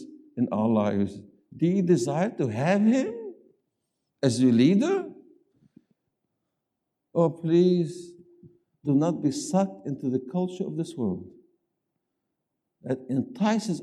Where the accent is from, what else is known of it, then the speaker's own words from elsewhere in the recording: the South, United States; I come from the South, and instead of saying 20, we say 20.